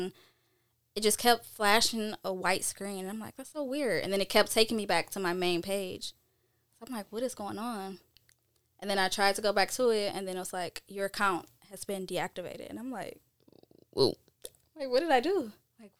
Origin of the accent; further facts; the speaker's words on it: Detroit, Michigan, United States; I'm from Detroit